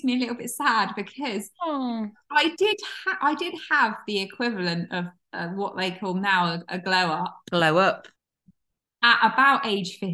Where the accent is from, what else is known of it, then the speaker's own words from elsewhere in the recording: Launceston, South West England, United Kingdom; I was living in my hometown of Launceston in Cornwall at 14